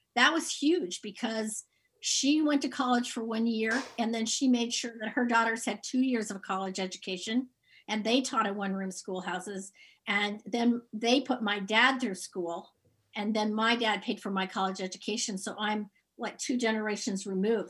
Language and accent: English; Mount Pleasant, Iowa, United States; also born or lived in upstate New York / Van Meter, Iowa; growing up in Mount Pleasant